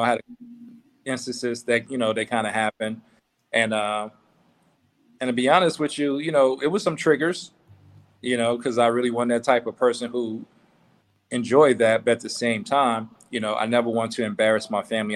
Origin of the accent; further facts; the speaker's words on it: Meridian, Mississippi, United States; moved away; also born or lived in Vicksburg, Mississippi / Jackson, Mississippi / New Orleans, Louisiana / Tuskegee, Alabama; I was born in a city called Vicksburg, and I, from that point, I moved to Jackson for a year. Then I was raised in New Orleans. Then uh, after my aunt, you know, suffered uh, uh a seizure giving birth, um, my mother asked me to come back to Mississippi, and I went to Meridian